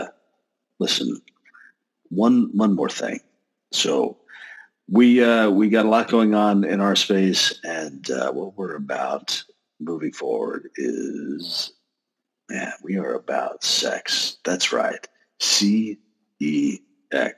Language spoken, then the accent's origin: English; Texas, United States; I'm from Texas